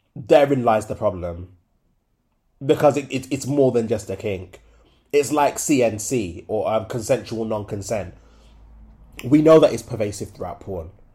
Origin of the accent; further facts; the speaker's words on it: Jamaica; As a Jamaican